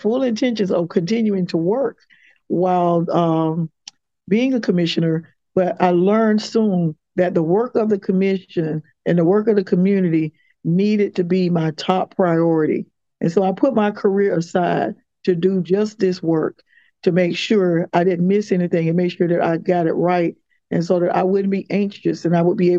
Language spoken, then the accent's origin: English; Quincy, Florida, United States; now in Tallahassee, United States; growing up in Quincy, Florida